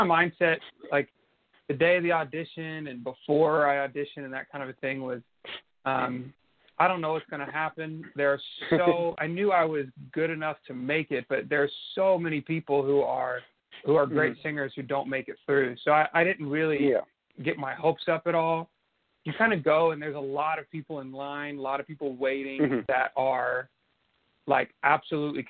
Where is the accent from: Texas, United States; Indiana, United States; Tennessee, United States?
Tennessee, United States; Nashville; I'm from Nashville, Tennessee, born and raised